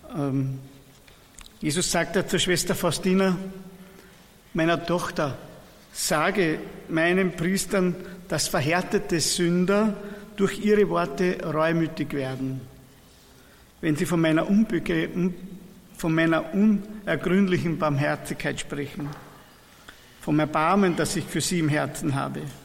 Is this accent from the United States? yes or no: no; Persenbeug, Lower Austria, Austria; Wir kommen aus Niederösterreich, das ist ein Ort an der Donau, Bersenbeug heißt unsere Pfarre, liegt im Bezirk Melk an der Donau